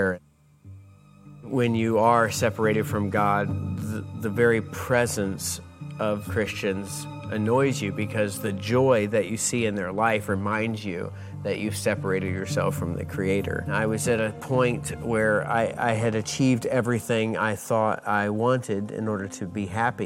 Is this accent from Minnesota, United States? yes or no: no; North Carolina, United States; moved away; also born or lived in Jacksonville, Florida; I was born in North Carolina, but lived most of my adult life in Jacksonville, Florida.